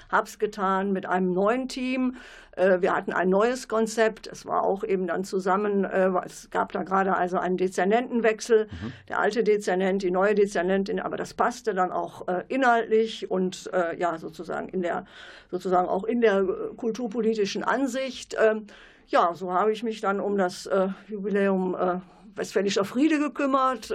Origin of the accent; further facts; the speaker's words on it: Rheine, North Rhine-Westphalia, Germany; also born or lived in Cologne / Aurich; now in Münster, Germany; ich komme gebürtig aus Rheine